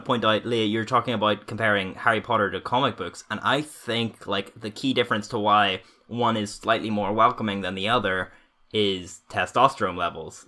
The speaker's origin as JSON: {"language": "English", "region": "Northern Ireland", "country": "United Kingdom", "tie": "born or raised there", "said": "growing up in Northern Ireland"}